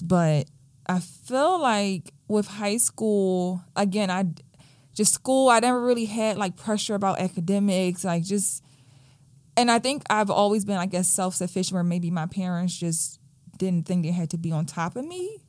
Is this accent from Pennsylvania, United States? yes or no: yes; Philadelphia, Pennsylvania, United States; I grew up in Southwest Philadelphia, like, right off of Baltimore Avenue